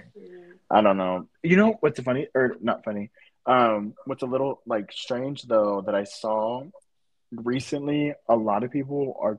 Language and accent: English; Atlanta, Georgia, United States; I'm from Atlanta.